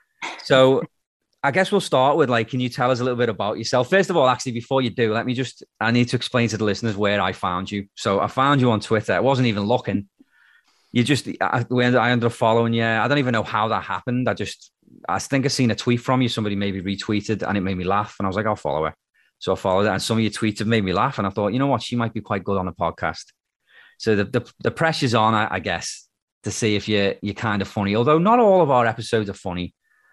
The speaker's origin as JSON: {"language": "English", "town": "Birkenhead", "region": "North West England", "country": "United Kingdom", "also_born_or_lived": "Liverpool, United Kingdom", "moved": "yes", "lives_now": "Canada", "said": "So it may as well be Liverpool, but technically it's not. So, but no one's ever heard of Birkenhead, which is where I'm from."}